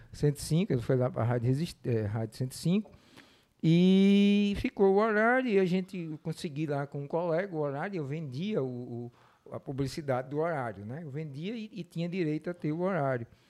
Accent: Mossoró, Rio Grande do Norte, Brazil; eu nasci aqui, sou, sou de Mossoró, me criei é, durante muito tempo morei aqui

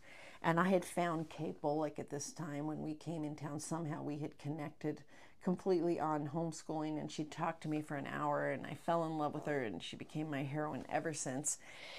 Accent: Sacramento, California, United States; now in Las Vegas, United States; I came from Sacramento and I was like, oh, I have never seen this.

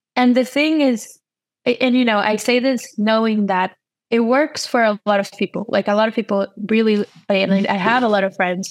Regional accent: São Paulo, Brazil; English is a second language; moved away as an adult; also born or lived in New York / North Carolina; I'm from uh, São Paulo, Brazil

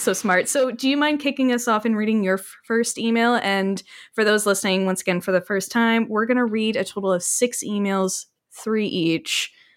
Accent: Canada; I'm speaking as obviously a Canadian

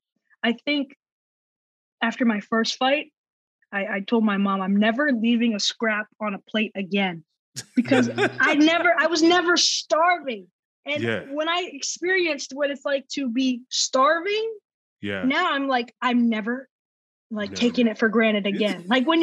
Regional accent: the South, United States; like, I'm from the South, so instead of drinking a sweet tea, I'll change it for a water

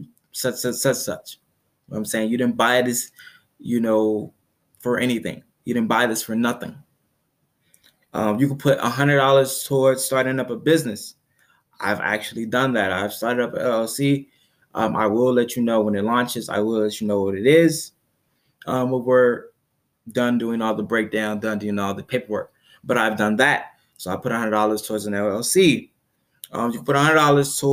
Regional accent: Chicago, Illinois, United States; I am from Chicago.

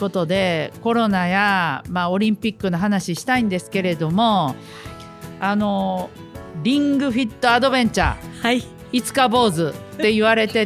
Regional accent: Takatsuki, Osaka, Japan; 初めてですね、私、地元の大阪府高槻市、JR 高槻駅で街頭演説してたら「はい、毎度ラジを聞いてます」という人が現れました

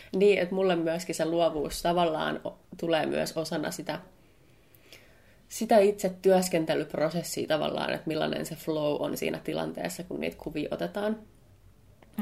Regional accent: Helsinki, Uusimaa, Finland; Mä oon helsinkiläinen ammattivalokuvaaja

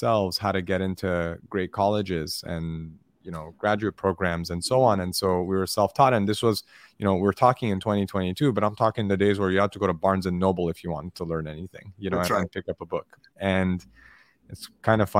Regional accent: Los Angeles, California, United States; I grew up in Los Angeles, and I have immigrant parents

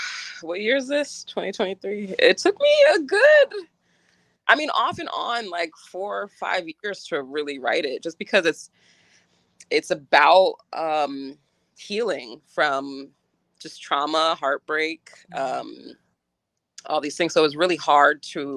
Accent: Woodstock, New York, United States; I was born in Woodstock, New York

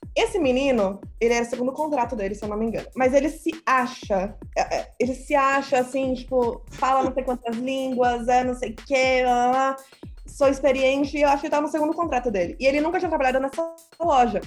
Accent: Brazil; accent: Brazilian; Eu sou brasileira é, e falo inglês já faz muito tempo mesmo. Meu sotaque é de brasileira.

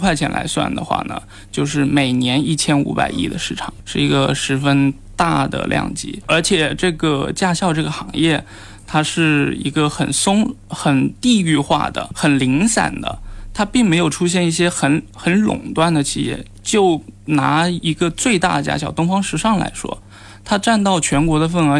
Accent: Nanchang, Jiangxi, China; now in Shenzhen, China; 呃，首先因为我是南昌人，然后因为是试点嘛

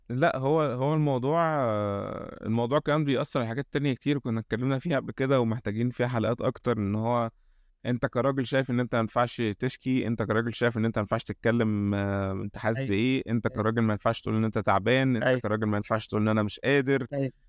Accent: Egypt; عندنا في مصر

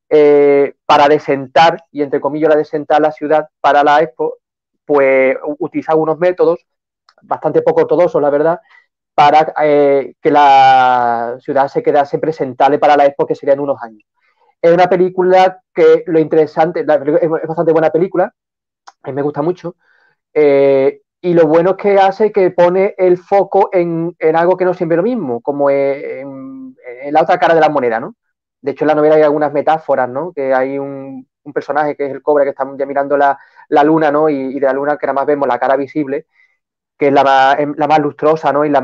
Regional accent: Seville, Andalusia, Spain; Para, para Sevilla, yo soy sevillano, y para España en general.

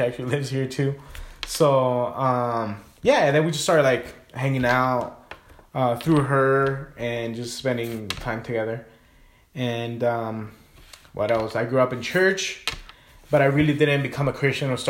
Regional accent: Guatemala; moved away; also born or lived in California; I grew up in Guatemala, but I was born in California.

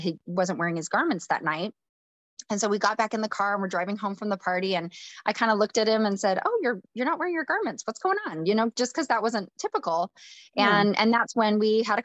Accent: North Idaho, United States; I grew up in a small farm town, born and raised in the church. My husband and I met at school, University of Idaho. We're from North Idaho area

